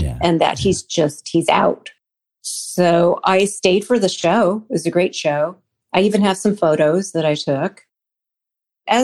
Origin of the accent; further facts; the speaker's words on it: Commack, New York, United States; also born or lived in Manhattan / Queens; I was born in Manhattan and we lived in Queens up until about the age of three. We moved to Comac. So I was pretty much raised on Long Island since 1968.